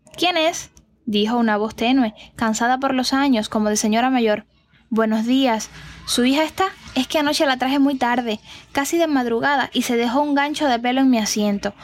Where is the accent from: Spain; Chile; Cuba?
Cuba; historias de mi tierra